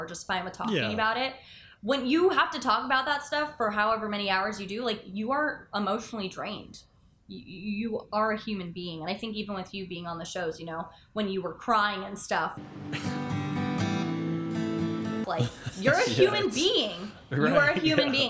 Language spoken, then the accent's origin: English; Parkland, Florida, United States; I went to Douglas. I'm from Parkland